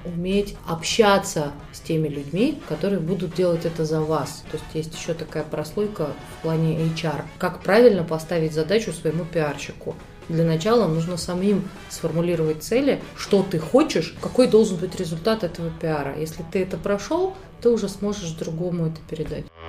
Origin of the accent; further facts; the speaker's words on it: Moscow, Russia; Я из Москвы, мне 36